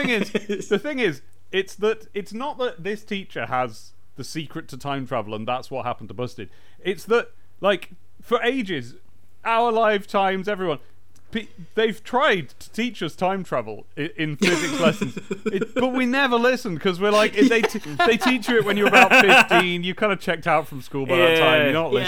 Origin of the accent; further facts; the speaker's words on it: Southend-on-Sea, East of England, United Kingdom; Hey, I'm from Southend-on-Sea. I resent that. That's a stereotype.